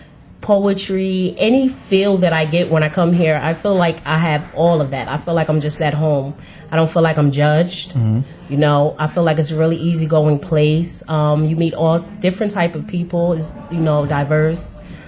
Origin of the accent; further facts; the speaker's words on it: New Jersey, United States; moved away; I'm originally from New Jersey